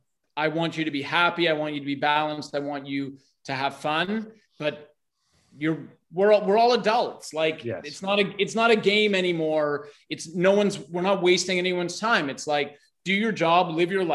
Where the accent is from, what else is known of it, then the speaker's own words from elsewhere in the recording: Toronto, Ontario, Canada; also born or lived in Vancouver; now in Brazil; I'm in Brazil, but I was born in Toronto and I lived in Vancouver and I started my business there